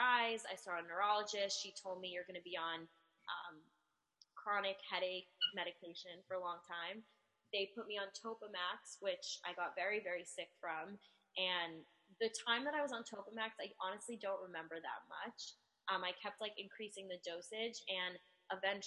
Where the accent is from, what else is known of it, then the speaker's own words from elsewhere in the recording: New Jersey, United States; I am from New Jersey, and I'm an identical twin